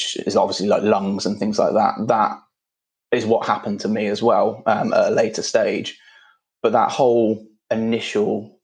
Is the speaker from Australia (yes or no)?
no; Midlands, United Kingdom; now in London, United Kingdom; I'm living in London, so that doesn't really work, but I was brought up in the Midlands